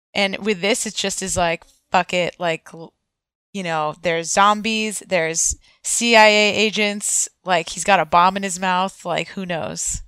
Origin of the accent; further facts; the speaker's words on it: United States; I am from the United States